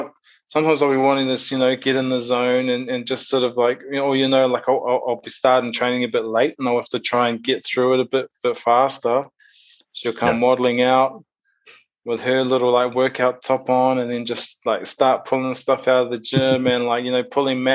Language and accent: English; Rotorua, Bay of Plenty, New Zealand; moved away as an adult; also born or lived in Auckland, New Zealand; now in Perth, Australia; I'm originally from a place called Awaho in a small town called Rotorua. So like the middle of the North Island of New Zealand.